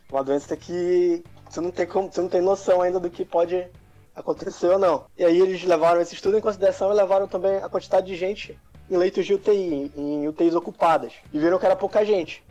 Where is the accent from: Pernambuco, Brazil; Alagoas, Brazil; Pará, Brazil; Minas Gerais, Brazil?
Pará, Brazil; Belém; moved away as an adult; now in Santa Catarina, Brazil; sou lá de Belém, também, de lá que eu conheço o nosso amigo Café